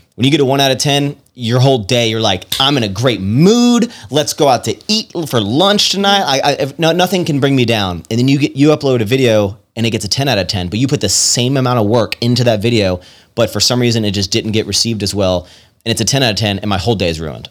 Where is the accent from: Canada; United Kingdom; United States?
United States; Virginia; moved away as an adult; also born or lived in Roanoke, Virginia / Richmond, Virginia / Washington, D.C.; now in Texas, United States; I'm from, I'm from Virginia originally, and I, I essentially started deep Southern Virginia, and then the older I got, the more Northern Virginia I moved